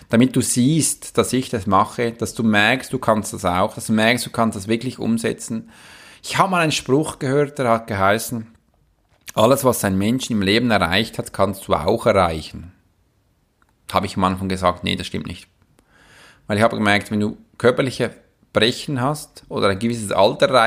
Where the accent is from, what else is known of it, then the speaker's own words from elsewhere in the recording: Switzerland; ich kann auch als Schweizer Soldat in einem Kämpfengebiet stehen, das geht auch.